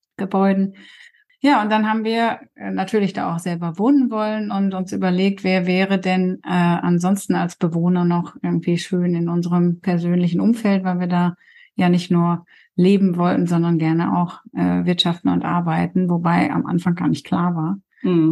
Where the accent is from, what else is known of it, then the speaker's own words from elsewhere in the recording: Coesfeld, North Rhine-Westphalia, Germany; now in Darup, Germany; Ich bin gebürtige Kursfelderin und mein Mann kommt aus Rheine. Mhm. Ähm, also wir sind beide quasi Münsterlandkinder